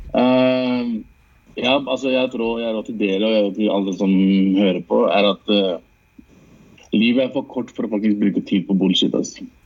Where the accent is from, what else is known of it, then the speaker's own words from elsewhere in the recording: Lørenskog, Akershus, Norway; also born or lived in Lahore, Pakistan; er født og vokst opp i Norge